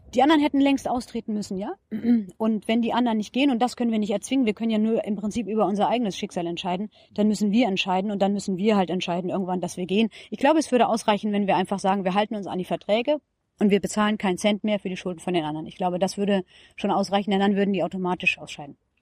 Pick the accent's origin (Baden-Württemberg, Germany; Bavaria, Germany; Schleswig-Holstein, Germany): Schleswig-Holstein, Germany; moved away as an adult; also born or lived in Heidelberg; now in Berlin, Germany; Ich bin keine Berlinerin, ich komme aus Schleswig-Holstein